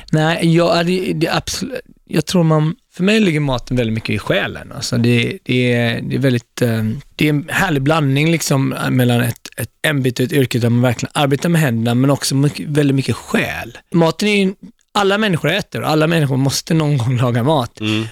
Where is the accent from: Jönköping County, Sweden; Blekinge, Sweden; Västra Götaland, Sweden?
Västra Götaland, Sweden; Gothenburg; moved away as an adult; also born or lived in Ethiopia; now in New York, United States; Jag växte inte upp i Stockholm, jag växte upp i Göteborg.